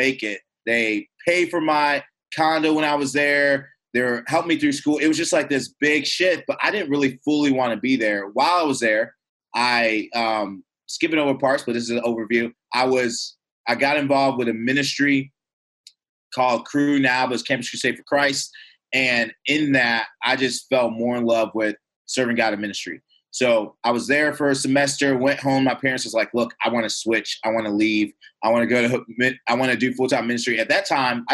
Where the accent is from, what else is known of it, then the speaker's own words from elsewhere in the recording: Louisiana, United States; also born or lived in Michigan; my dad's job transferred him to Louisiana. And so I moved to Louisiana. I went to kind of finish up elementary school, went to middle school and high school there, Louisiana